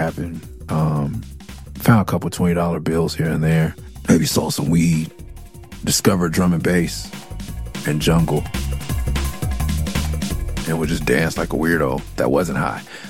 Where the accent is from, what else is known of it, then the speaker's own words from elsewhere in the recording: Los Angeles, California, United States; I'm from L.A. from Miss City, from Cloverdale, from Okie Talk Crip.